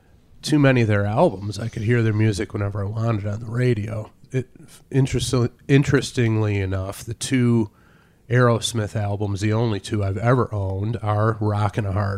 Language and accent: English; Detroit, Michigan, United States; growing up in Detroit in the 70s